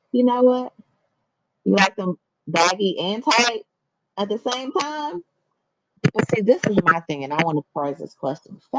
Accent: Chicago, Illinois, United States; growing up in Chicago, in different places, you, you up around different men and being Latina

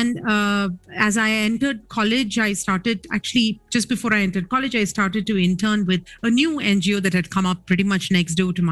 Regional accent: Chennai, Tamil Nadu, India; I grew up in Chennai

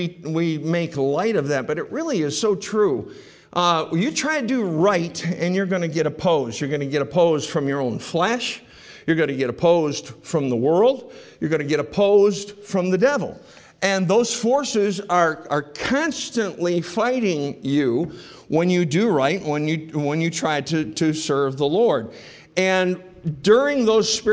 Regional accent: Rochester, New York, United States; I grew up in Rochester

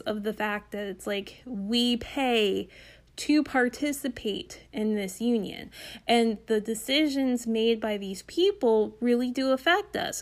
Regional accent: Northern Delaware, United States; I'm from Northern Delaware

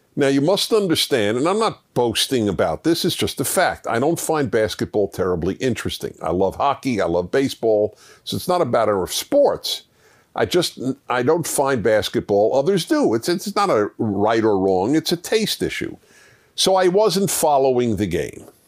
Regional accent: New York City, New York, United States; I grew up in New York City in Brooklyn

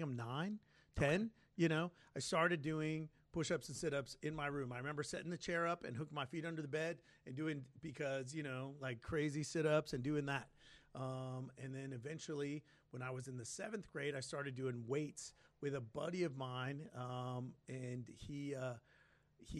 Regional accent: San Antonio, Texas, United States; I grew up in South San Antonio

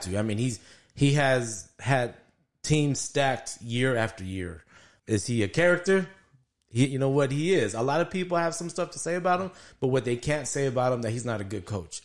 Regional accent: El Paso, Texas, United States; born and raised in El Paso, grew up here

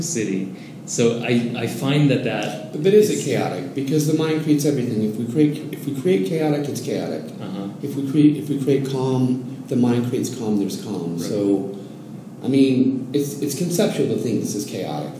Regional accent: Oregon coast, United States; moved away as an adult; now in Mexico City, Mexico; I'm from the Oregon coast.

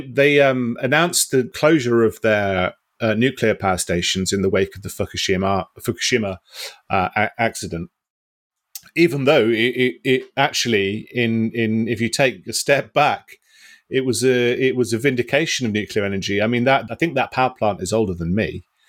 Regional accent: United Kingdom

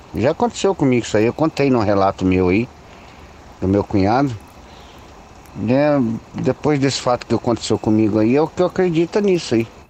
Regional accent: Paraná, Brazil; vamos comigo até lá na minha cidade

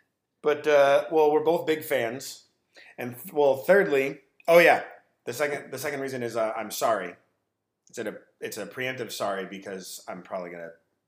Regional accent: Manhattan Beach, California, United States; I grew up in Manhattan. And I went to Catholic school, American Martyrs. 9 years of Catholic school

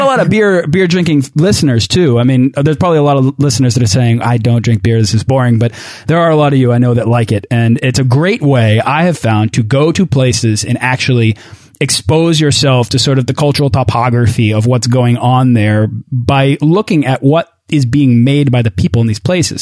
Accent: outside of Boston, Massachusetts, United States; I'm a New England guy, right? So like I grew, I grew up outside of Boston

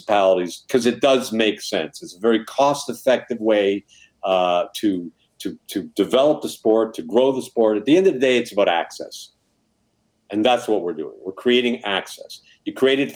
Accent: Southern California, United States; also born or lived in Montreal; I'm from Southern California, raised in Southern California

